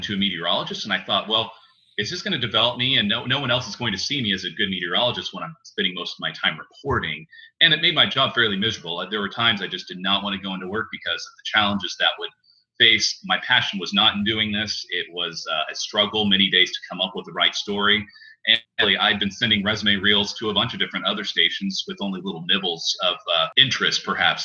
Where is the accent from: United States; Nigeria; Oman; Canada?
United States; Tulsa, Oklahoma; moved away as an adult; also born or lived in Hagerstown, Maryland; Tulsa is a great place for me to land because it's my hometown